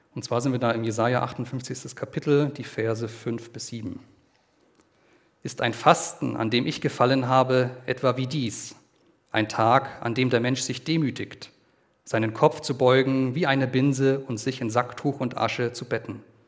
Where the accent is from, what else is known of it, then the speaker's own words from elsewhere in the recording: Germany; bei uns in Deutschland